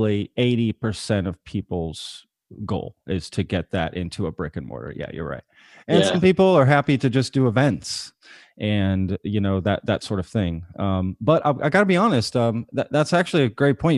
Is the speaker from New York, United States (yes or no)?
no; Dallas, Texas, United States; moved away as an adult; also born or lived in Austin, Texas / Lancaster, Pennsylvania; I'm from the Dallas area originally